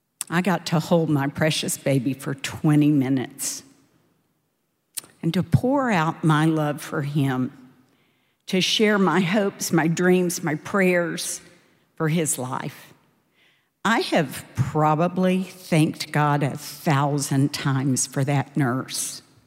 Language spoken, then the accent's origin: English; Dallas, Texas, United States; I grew up in Dallas in a really wonderful but imperfect family.